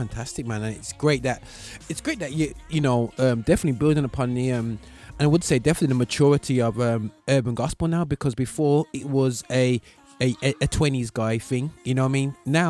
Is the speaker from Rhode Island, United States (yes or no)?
no; New York, United States; You know, obviously, being biased from being a New Yorker